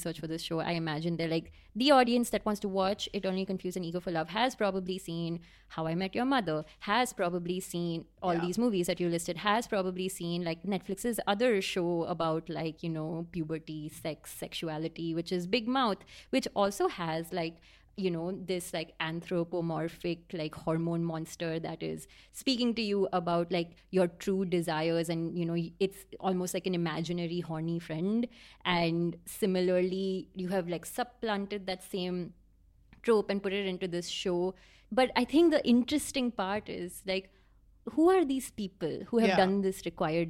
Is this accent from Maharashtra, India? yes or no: yes; Pune, Maharashtra, India; I'm from Pune